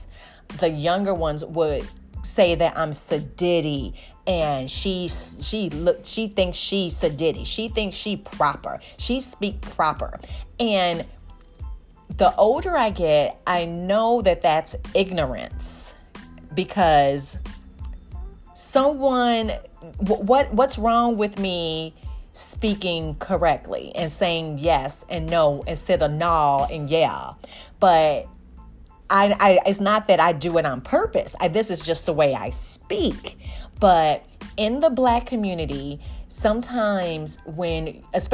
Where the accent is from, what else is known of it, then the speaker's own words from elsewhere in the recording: Chicago, Illinois, United States; moved away; I'm from Chicago, you know, originally